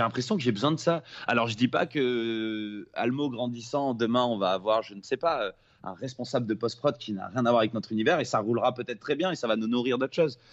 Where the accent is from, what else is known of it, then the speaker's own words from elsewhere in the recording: Nice, Provence-Alpes-Côte d'Azur, France; moved away; rentrer à Nice, là d'où je viens, là où je suis né